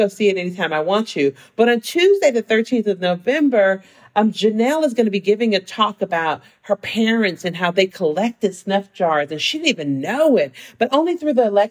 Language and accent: English; San Francisco, California, United States; also born or lived in Seattle; now in Los Angeles, United States; I grew up in San Francisco in the Fillmore, and I'm the first generation college student